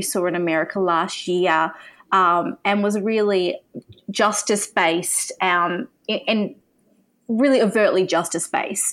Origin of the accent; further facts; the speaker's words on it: Australia; as an Aussie